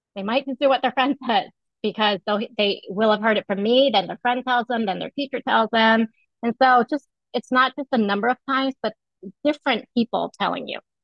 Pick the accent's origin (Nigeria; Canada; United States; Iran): United States; I grew up in the United States, but uh, my family is very uh, um, we follow all the traditional um, celebrations that Vietnamese people celebrate